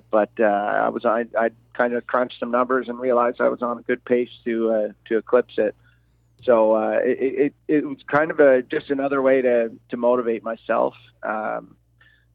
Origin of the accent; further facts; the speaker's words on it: Prince Edward Island, Canada; now in Guelph, Canada; I've got friends that I grew up with back in Prince Edward Island